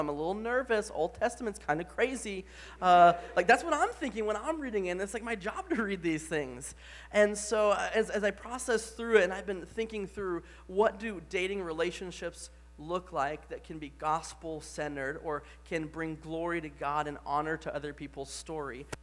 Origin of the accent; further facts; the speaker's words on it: the Bible Belt, Southern United States, United States; moved away; I grew up in the Bible Belt